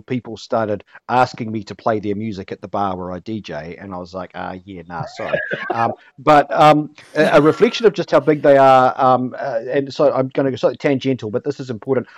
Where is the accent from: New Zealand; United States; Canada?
New Zealand; Hamilton, Waikato; born or raised there